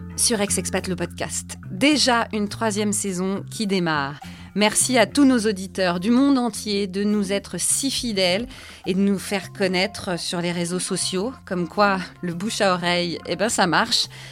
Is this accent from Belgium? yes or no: no; France; also born or lived in Canada; Je suis française, mon mari est britannique